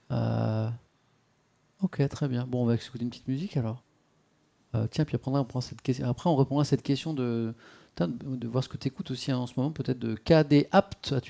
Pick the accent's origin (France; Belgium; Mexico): Belgium; Moi, je viens de Belgique.